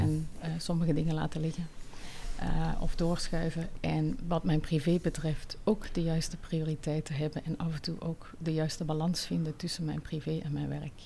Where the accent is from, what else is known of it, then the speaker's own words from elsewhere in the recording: Netherlands; also born or lived in Tunisia / Switzerland; now in Belgium; ik ben geboren getogen in Nederland, maar ik ben ook al vroeg uit Nederland weggegaan